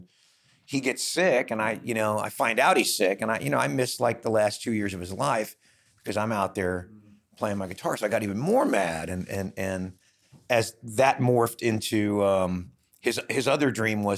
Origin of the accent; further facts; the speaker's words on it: Los Angeles, California, United States; moved away as an adult; also born or lived in Bakersfield; I grew up in Hollywood in a … cover band as a teenager on the Sunset Strip